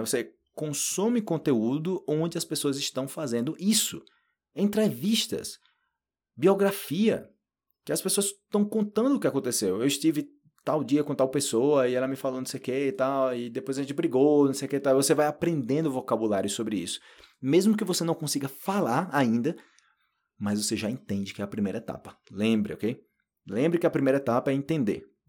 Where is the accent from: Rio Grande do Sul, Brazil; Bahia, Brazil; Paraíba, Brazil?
Paraíba, Brazil; first language Portuguese; eu sou da Paraíba, eu sou do Nordeste do Brasil